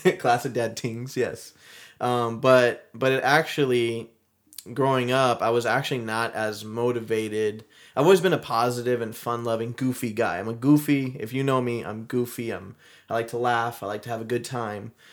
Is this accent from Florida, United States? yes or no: yes; Mount Dora, Florida, United States; I'm, I'm originally from Florida. We grew up here in Florida, Mount Dora, Florida